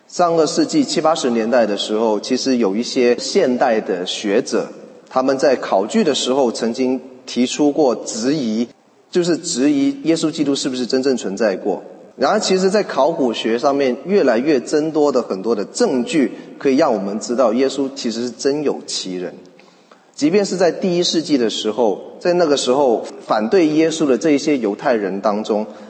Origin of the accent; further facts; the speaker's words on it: Canada; 我们加拿大人最常讨论的大概就是圣诞节